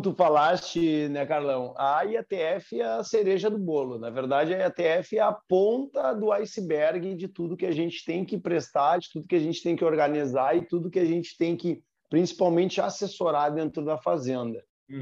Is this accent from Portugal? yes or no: no; Porto Alegre, Rio Grande do Sul, Brazil; nasci em Porto Alegre, na metrópole, na cidade. Fui criado, eh, digamos, jogando bolita no carpete bem esse o termo, fui criado dentro de cidade